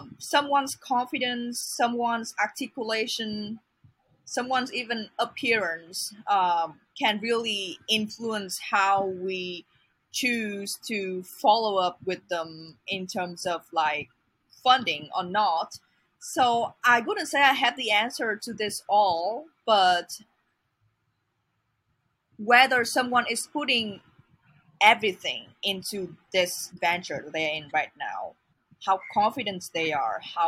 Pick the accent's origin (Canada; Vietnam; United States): Vietnam; moved away; I'm not from Hanoi. I'm not from a big city. I'm from a smaller city in Vietnam